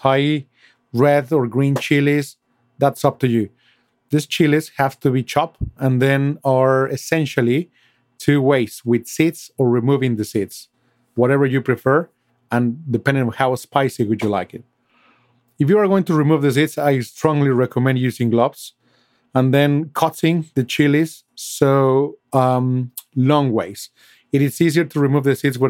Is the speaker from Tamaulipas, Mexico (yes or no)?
no; Mexico City, Mexico; now in London, United Kingdom; I was born and raised in Mexico City